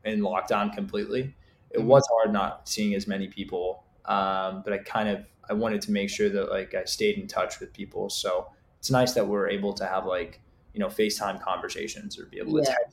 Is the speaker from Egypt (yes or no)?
yes; Egypt; now in United States; I'm from Egypt